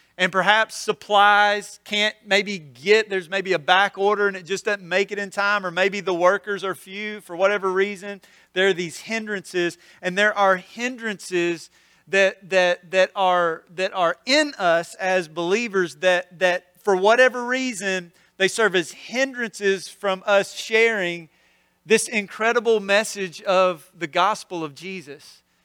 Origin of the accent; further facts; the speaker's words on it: North Mississippi, United States; now in Olive Branch, United States; I grew up in North Mississippi, so this is home